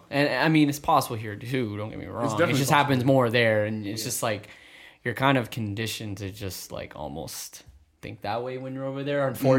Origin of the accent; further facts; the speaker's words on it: Canada; even as a Canadian